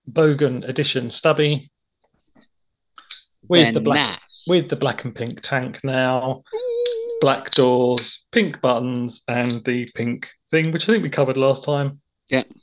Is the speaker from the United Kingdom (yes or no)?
yes; London, United Kingdom; obviously I'm from London